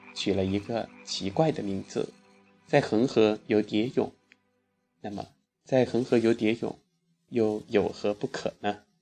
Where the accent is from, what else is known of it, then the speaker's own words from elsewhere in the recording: China; 因为我们是中国人